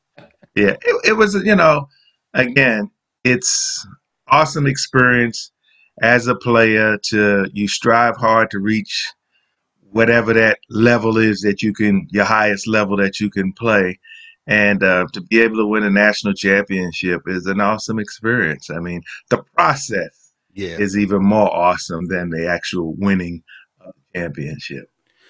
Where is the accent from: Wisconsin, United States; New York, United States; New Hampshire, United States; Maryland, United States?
New York, United States; New York City; I am from South Bronx, an area called Soundview Projects.